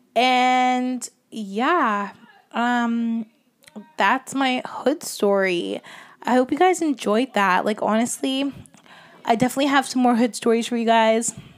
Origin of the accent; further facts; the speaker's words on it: Toronto, Ontario, Canada; growing up in Scarborough